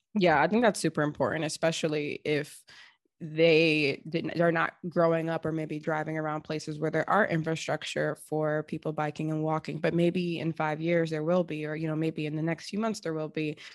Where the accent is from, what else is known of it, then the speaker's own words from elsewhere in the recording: Seattle, Washington, United States; growing up in Seattle